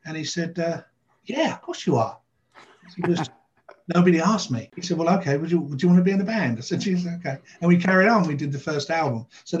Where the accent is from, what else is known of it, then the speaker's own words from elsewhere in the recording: Bournemouth, South West England, United Kingdom; born there; also born or lived in Nottingham; I was born in Bournemouth in England, which is on the south coast. Moved up to Nottingham, which is up in the north.